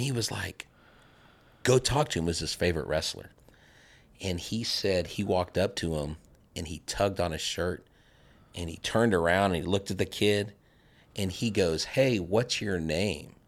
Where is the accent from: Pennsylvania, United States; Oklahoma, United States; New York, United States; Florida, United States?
Florida, United States; moved away; also born or lived in Texas; I'm originally from Florida.